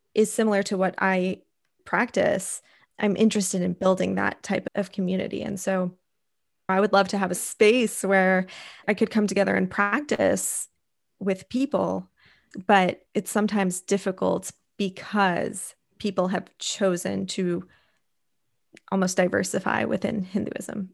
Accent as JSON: {"language": "English", "country": "United States", "tie": "born or raised there", "said": "growing up in America, not, I grew up in a primarily white community as well"}